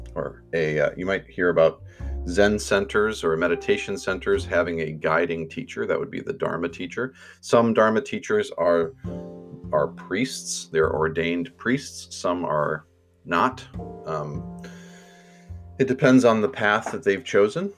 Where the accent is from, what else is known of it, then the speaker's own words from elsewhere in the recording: Finger Lakes, upstate New York, United States; now in St. Paul, United States; I grew up in New York, um, there were lots of lakes, and lake country in upstate New York